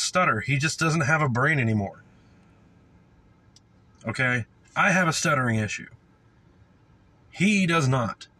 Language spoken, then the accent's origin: English; the South, United States; moved away; I came from the South